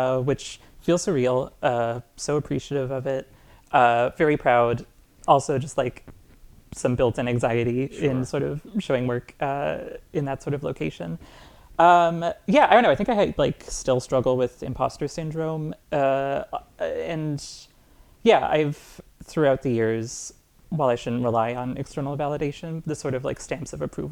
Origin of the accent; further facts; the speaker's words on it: Moncton, New Brunswick, Canada; I grew up in Moncton, New Brunswick